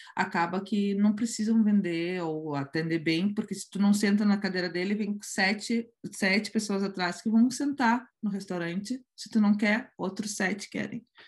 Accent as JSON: {"language": "Portuguese", "country": "Brazil", "moved": "yes", "lives_now": "Spain", "said": "Nunca tive ah, grandes problemas de ser brasileira na Espanha"}